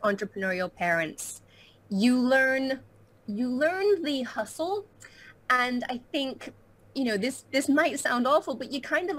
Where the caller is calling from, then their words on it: St. Petersburg, Florida, United States; I am in St. Petersburg, Florida, in the beautiful United States.